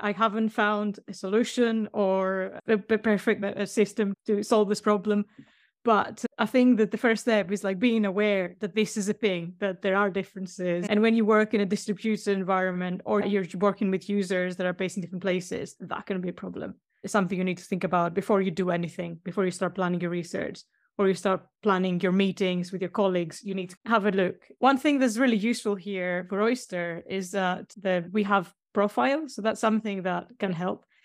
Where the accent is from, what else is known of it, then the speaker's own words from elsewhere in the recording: Greece; now in Sheffield, United Kingdom; I live in a place called Sheffield. It's quite a green city, one of the greenest in Europe. But I'm from Greece.